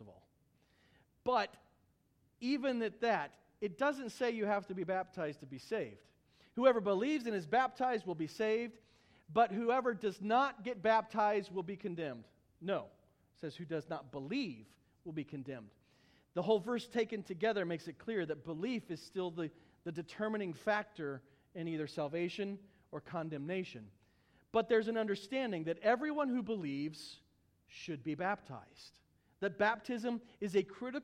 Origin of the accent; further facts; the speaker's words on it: Missouri, United States; moved away; I'm from Missouri originally